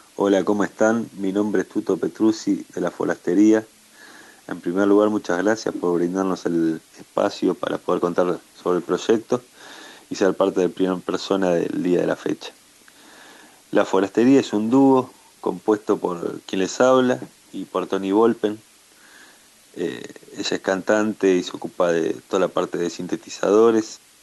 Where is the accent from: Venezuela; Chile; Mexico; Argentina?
Argentina; Buenos Aires; moved away as an adult; now in Córdoba, Argentina; aquí vivimos en Córdoba, nosotros somos originalmente de Buenos Aires, pero vinimos hace un par de años aquí a la sierra